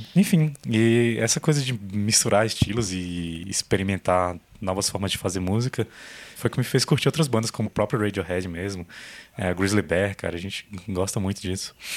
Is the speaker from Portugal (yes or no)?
no; Brasília, Federal District, Brazil; a gente é de Brasília